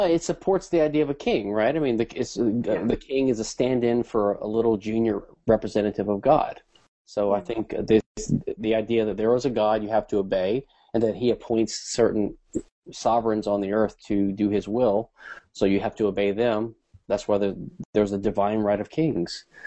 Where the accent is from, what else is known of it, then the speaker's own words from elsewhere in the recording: Louisiana, United States; I was raised in Catholic schools and in the 70s in Louisiana